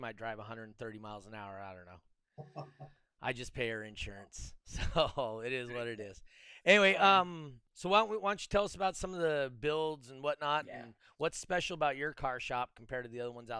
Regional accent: Reno, Nevada, United States; I'm from Reno.

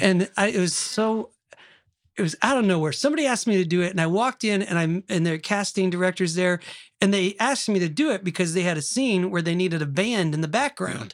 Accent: Oklahoma, United States; I'm from Oklahoma

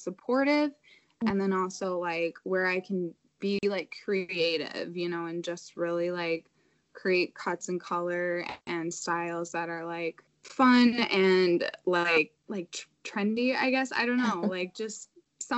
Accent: Illinois, United States; moved away as an adult; now in Madison, United States; I'm from Illinois originally.

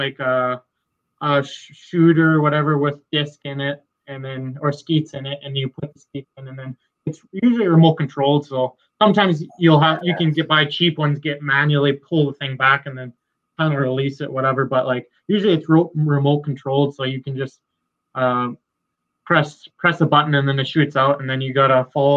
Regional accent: West Coast, Canada; also born or lived in Red Deer, Alberta; from the West Coast

